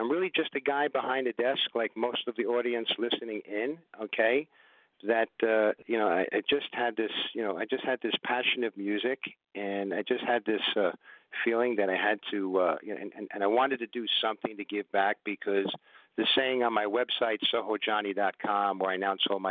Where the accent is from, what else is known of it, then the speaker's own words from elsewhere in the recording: New York City, New York, United States; also born or lived in Manhattan; I was born in Manhattan. Then my parents moved to the Bronx, in the boogie down Bronx